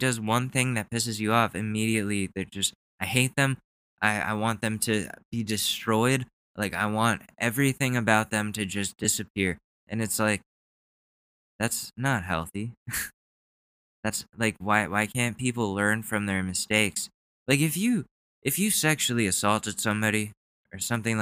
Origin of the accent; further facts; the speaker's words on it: United States; as an American